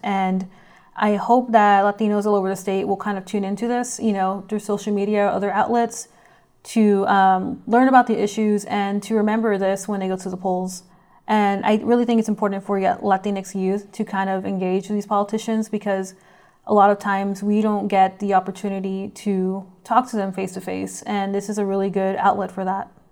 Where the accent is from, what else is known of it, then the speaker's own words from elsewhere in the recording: McAllen, Texas, United States; also born or lived in Austin, Texas; I was born and raised in McAllen, Texas, which is in the Rio Grande Valley